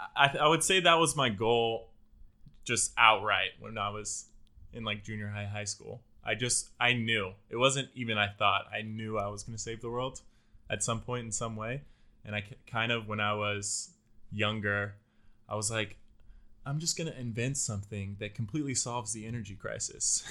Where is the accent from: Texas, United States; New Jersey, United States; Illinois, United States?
Texas, United States; Houston; now in Austin, United States; I grew up in the Houston area